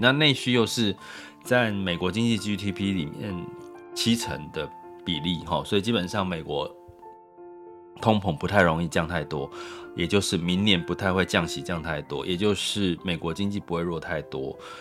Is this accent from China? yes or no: no; Taiwan; 我们台湾